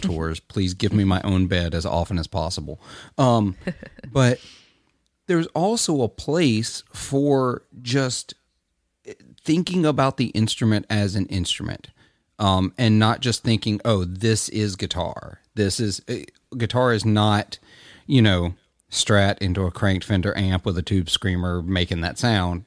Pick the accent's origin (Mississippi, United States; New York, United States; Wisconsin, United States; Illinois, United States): Mississippi, United States; Clarksdale; I'm from Clarksdale, Mississippi. It's in my blood